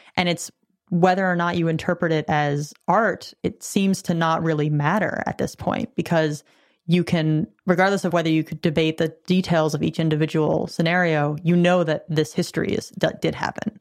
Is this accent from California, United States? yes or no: yes; California, United States; I'm a Californian